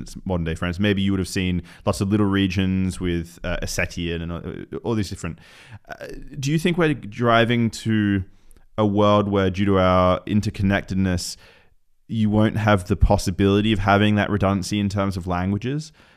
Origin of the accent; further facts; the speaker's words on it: Newcastle, New South Wales, Australia; moved away; I spent some time growing up in Newcastle, Australia